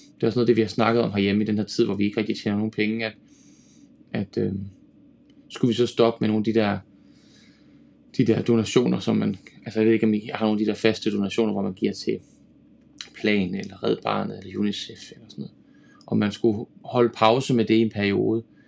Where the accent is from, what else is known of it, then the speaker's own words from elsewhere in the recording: Denmark; som dansker